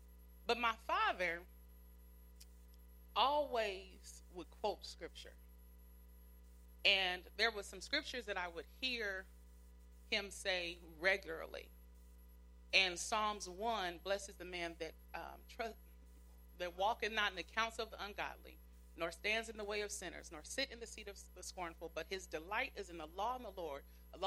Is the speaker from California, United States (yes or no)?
yes; Pomona, California, United States; When we lived in Pomona